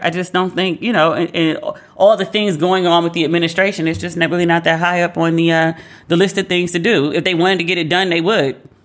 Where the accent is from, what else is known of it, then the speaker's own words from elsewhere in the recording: United States; being an American